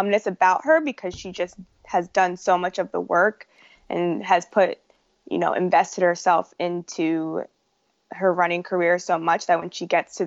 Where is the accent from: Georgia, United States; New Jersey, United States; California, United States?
New Jersey, United States; also born or lived in Philadelphia, Pennsylvania; the homes that I know and recognize are in New Jersey. So that's where I grew up and went to high school.